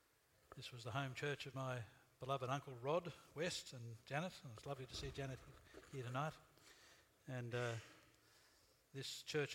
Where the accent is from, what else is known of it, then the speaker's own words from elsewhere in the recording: Australia; We Australians have a reputation for being not very religious.